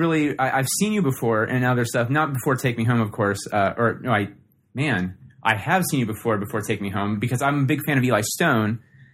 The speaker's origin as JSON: {"language": "English", "town": "Columbus", "region": "Ohio", "country": "United States", "said": "we're from Columbus, Ohio"}